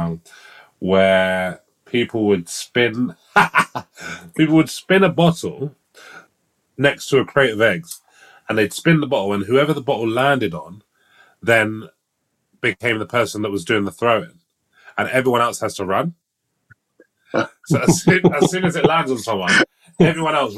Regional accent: London, United Kingdom; I grew up in East London

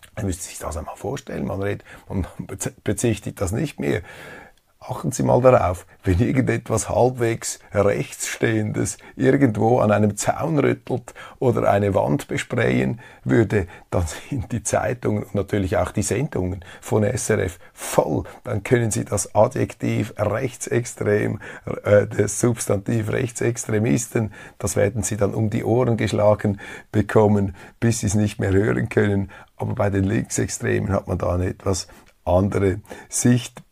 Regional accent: Switzerland; als Schweizer

